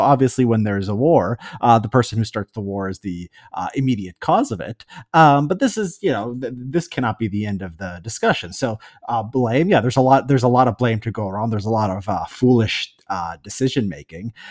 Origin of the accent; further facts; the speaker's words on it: United States; I'm an American